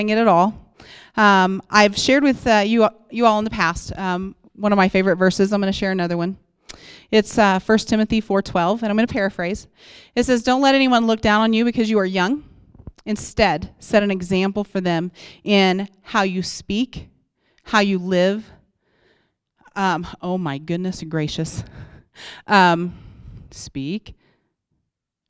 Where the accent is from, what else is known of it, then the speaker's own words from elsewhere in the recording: Oklahoma, United States; moved away as an adult; now in Colorado, United States; I'm from Oklahoma, and we moved here